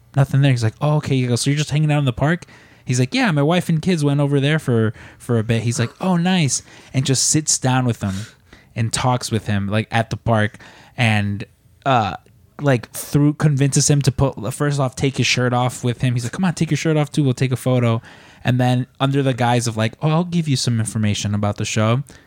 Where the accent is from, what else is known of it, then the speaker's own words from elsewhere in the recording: Midwest, United States; now in Chicago, United States; growing up in the Midwest